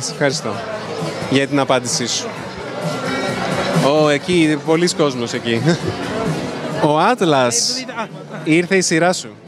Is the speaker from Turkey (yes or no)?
yes; Istanbul, Turkey; Greek is a second language; now in Athens, Greece; Από την Πολύ είμαι, από την Κωνσταντινούπολη.